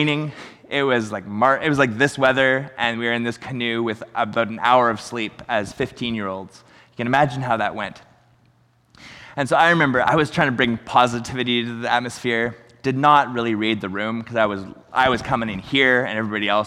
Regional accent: Chilliwack, British Columbia, Canada; we're from Chilliwack

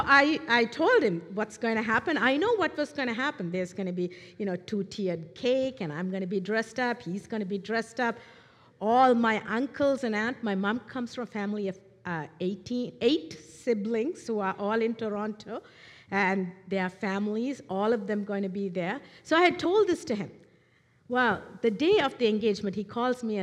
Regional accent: Sri Lanka; moved away; I am originally from Sri Lanka, an Eastern culture.

